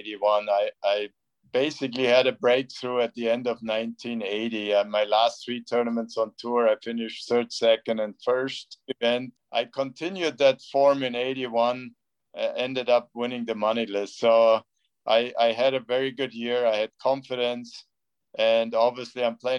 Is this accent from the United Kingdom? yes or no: no; Bavaria, Germany; where I grew up in Bavaria.